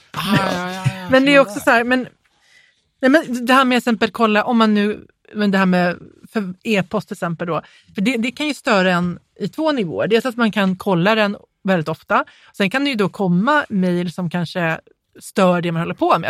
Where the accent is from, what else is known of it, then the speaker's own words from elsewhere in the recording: Småland, Sweden; jag är från Småland, jag har konstig intonation.